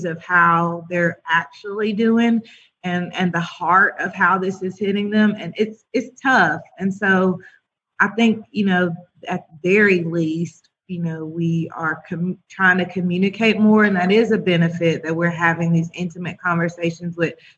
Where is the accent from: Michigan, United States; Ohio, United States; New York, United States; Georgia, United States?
Georgia, United States; Rome; I'm born and raised in Rome, Georgia